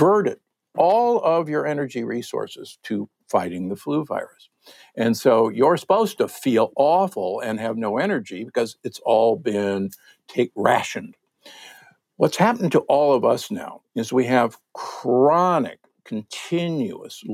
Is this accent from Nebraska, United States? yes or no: yes; Omaha, Nebraska, United States; I'm from Omaha, Nebraska, the Corn Huskers.